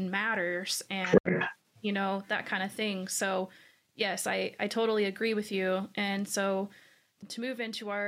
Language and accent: English; Washington, United States; The reason why I'm from Washington State is because my grandfather